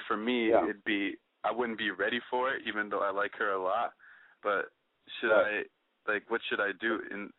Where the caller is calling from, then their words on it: New York City, New York, United States; 22, from New York City.